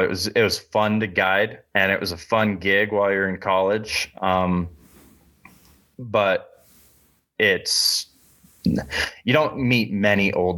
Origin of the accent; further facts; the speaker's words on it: Iowa, United States; moved away; also born or lived in South Dakota; I grew up in Iowa